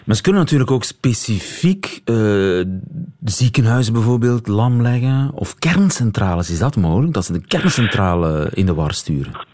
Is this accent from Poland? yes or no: no; Belgium; zijn wij Belgen